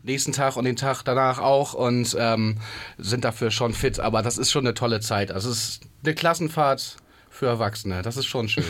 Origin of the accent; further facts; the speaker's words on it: area between Bremen and Hamburg, Lower Saxony, Germany; now in Hamburg, Germany; wir kommen, alle aus der Ecke zwischen Bremen und Hamburg